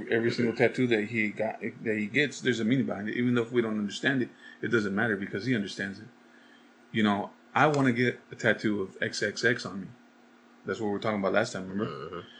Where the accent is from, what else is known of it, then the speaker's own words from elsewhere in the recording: the West, United States; I come from the West. Out there, there's hardly anybody that does mumble rap.